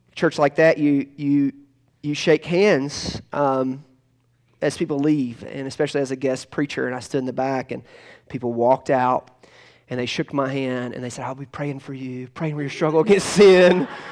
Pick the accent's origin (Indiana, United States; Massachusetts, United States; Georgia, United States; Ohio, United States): Georgia, United States; Tocqueville; moved away; the last time I ever preached in Tocqueville, Georgia, um, uh, which is my hometown